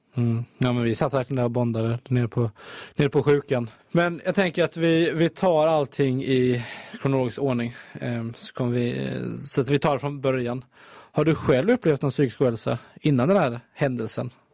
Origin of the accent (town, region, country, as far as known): Halmstad, Halland County, Sweden; moved away